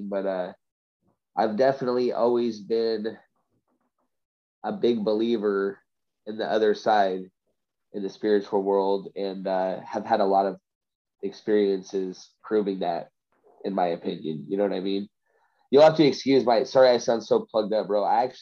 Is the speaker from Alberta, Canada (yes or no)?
no; Vancouver, British Columbia, Canada; So I'm from Vancouver.